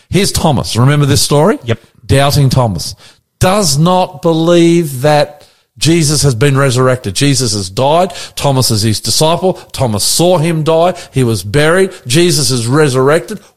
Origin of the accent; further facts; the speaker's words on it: Australia; We're Australian. Aussies. We're Australian. That's it. We're born in Australia. We live in Australia.